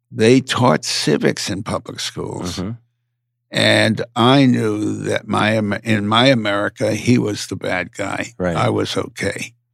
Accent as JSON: {"language": "English", "country": "United States", "said": "I'm an American, so I always use the larger figure."}